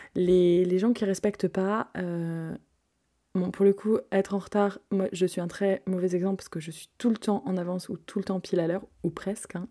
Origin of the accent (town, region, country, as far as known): France